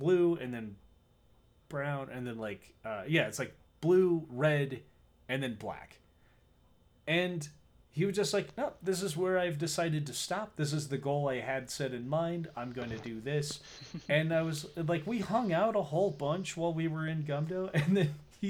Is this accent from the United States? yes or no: yes; Pagosa Springs, Colorado, United States; when I was younger and growing up in Pagosa Springs